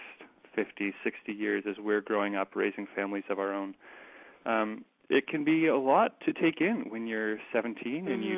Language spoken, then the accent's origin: English; Kitchener, Ontario, Canada; also born or lived in Waterloo; there was actually a chapter in my hometown, Transition KW. So I went to school in Waterloo, and now I live in Kitchener